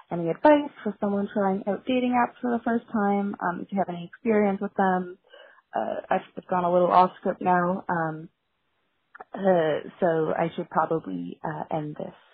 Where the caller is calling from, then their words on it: Toronto, Ontario, Canada; I'm calling from Toronto